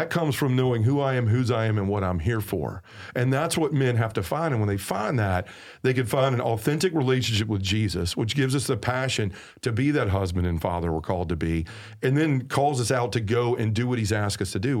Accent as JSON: {"language": "English", "region": "the South", "country": "United States", "accent": "southern", "said": "That's, my southern accent trying to say a word that makes it unintelligible."}